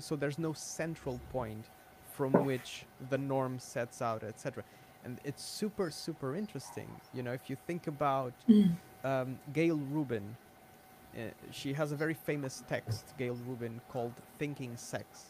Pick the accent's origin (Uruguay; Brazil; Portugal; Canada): Portugal; I'm Portuguese